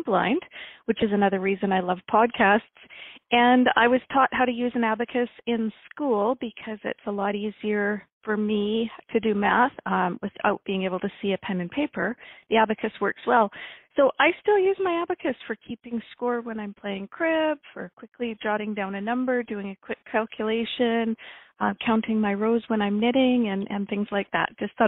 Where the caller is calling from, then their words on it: Kamloops, British Columbia, Canada; I'm phoning from Kamloops, British Columbia.